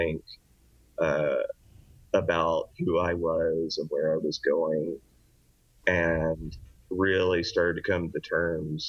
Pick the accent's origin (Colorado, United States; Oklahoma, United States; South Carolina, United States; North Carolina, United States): Oklahoma, United States; also born or lived in Texas; now in Lancaster, California, United States; I was originally born in Oklahoma